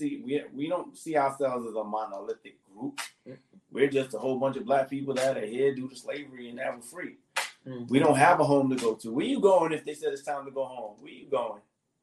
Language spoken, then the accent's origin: English; United States; as much as we're African American, none of us that were born here or had family rooted in slavery knows anything about our African ancestry.